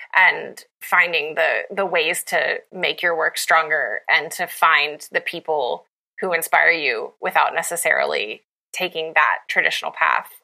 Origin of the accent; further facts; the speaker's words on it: Appalachia, United States; I'm from Appalachia